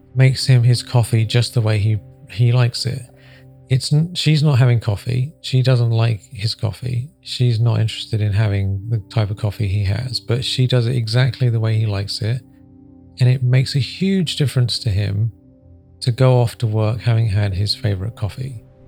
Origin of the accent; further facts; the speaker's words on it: Sedona, Arizona, United States; I'm from Sedona